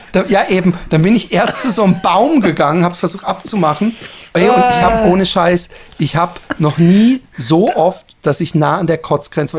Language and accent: German; Busenbach, Baden-Württemberg, Germany; now in Netherlands; in meinem ursprünglichen Ort, meinem Heimatort